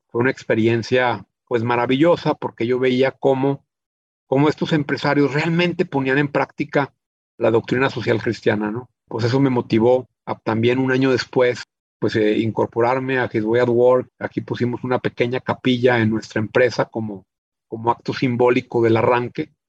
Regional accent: Chihuahua, Mexico; also born or lived in United States / Monterrey; yo soy originario de Chihuahua, México, la ciudad en la que he vivido pues, la mayor parte de mi vida.

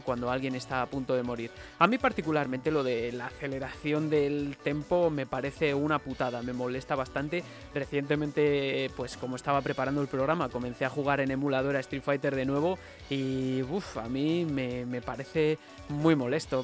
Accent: Palencia, Castile and León, Spain; Aún recuerdo ya siendo pequeño una máquina que había en uno de los bares de Palencia que frecuentaba con mis padres algunos fines de semana

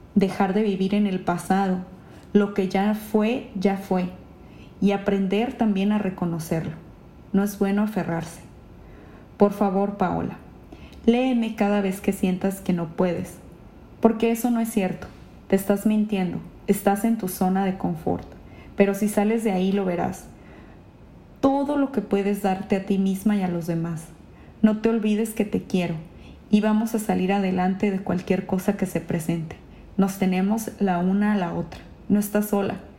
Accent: Ensenada, Baja California, Mexico; moved away as an adult; also born or lived in Mexico City; now in Japan; Yo en Ensenada eh, allá vivía, allá estudié, ahí hice mi carrera de gastronomía

